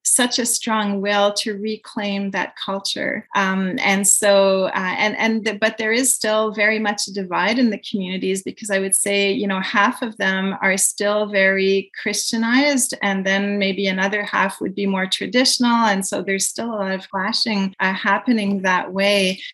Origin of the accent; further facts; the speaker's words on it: Quebec, Canada; I'm from Quebec, but my my roots are entirely from France.